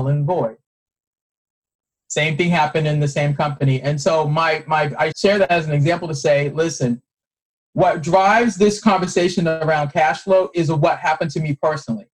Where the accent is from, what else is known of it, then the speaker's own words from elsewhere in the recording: Boston, Massachusetts, United States; moved away; I'm originally from Boston